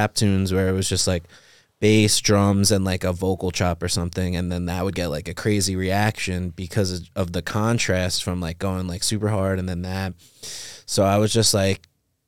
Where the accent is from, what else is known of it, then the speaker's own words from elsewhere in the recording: Long Island, New York, United States; We grew up in New York, Long Island, and just normal white suburbia